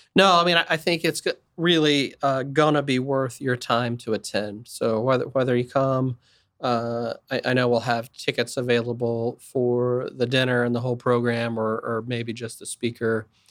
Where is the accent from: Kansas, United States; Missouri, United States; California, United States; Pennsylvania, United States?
Kansas, United States; Wichita; I'm from Wichita, it's an entrepreneurial community. Pizza Hut started here.